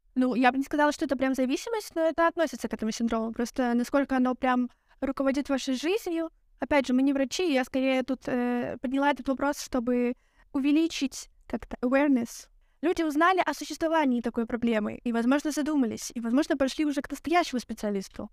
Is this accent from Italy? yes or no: no; Belarus; now in Lithuania; я из Беларуси, я забыла об этом сказать. А сейчас я живу в Литве